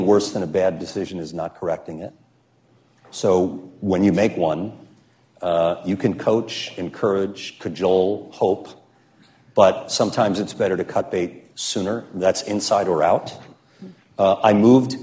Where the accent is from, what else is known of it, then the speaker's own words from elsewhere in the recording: United States; also born or lived in New York; now in Chicago, United States; I'm from New Jersey and New York.